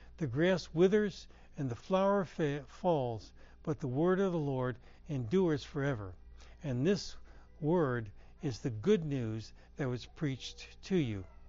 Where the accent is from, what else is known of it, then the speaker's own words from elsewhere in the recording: Herndon, Virginia, United States; I grew up in Herndon, Virginia